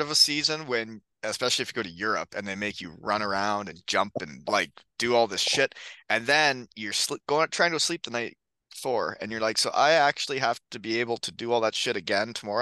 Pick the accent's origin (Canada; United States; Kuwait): Canada; Elmira, Ontario; where I played at in um, Elmira, my hometown.